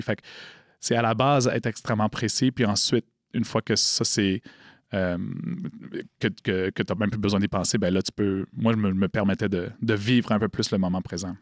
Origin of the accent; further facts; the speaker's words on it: Montreal, Quebec, Canada; j'ai grandi loin de la communauté euh, d'Odanak, j'ai grandi à Montréal